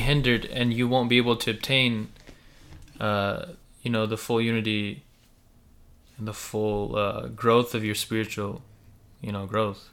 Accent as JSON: {"language": "English", "country": "United States", "tie": "born or raised there", "first_language": "Russian and Ukrainian", "second_language": "English", "said": "I was born in America"}